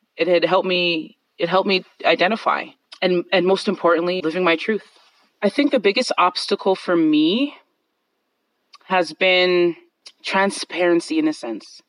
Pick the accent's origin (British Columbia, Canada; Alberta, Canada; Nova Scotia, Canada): Alberta, Canada; Calgary; I'm from Calgary, Canada